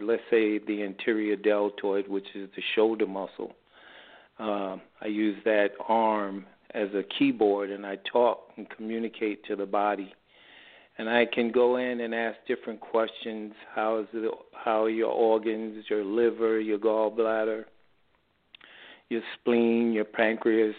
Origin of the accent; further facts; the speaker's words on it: New York City, New York, United States; now in San Diego, United States; I'm originally from New York City